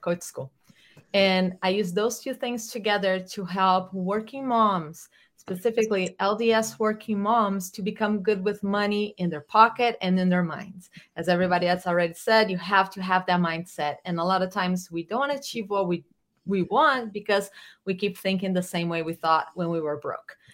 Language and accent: English; Brazil; moved away as an adult; I'm from Brazil. I moved here in 2000 1999